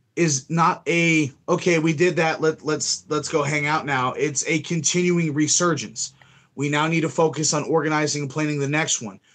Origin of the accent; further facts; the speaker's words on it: Melbourne, Florida, United States; my hometown of Melbourne, Florida